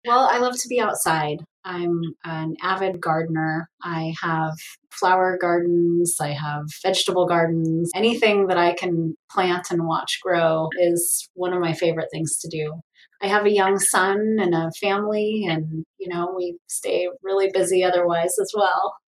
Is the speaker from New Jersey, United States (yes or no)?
no; Portland, Oregon, United States; now in Tri-Cities, United States; I grew up in Portland, Oregon